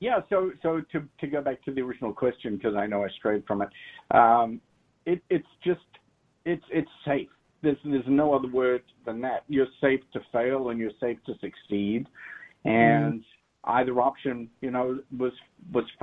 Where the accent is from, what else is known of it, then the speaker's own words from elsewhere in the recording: New Zealand; I grew up in New Zealand